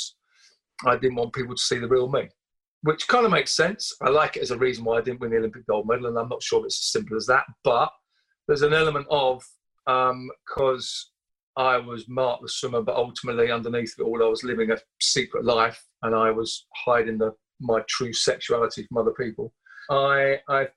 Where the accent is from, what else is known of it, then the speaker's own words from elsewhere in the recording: Southend-on-Sea, East of England, United Kingdom; I grew up in Southend-on-Sea in Essex on the Thames Estuary